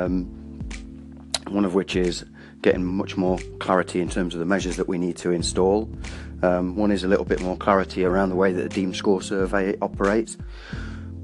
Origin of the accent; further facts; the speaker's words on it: Wales, United Kingdom; I'm Welsh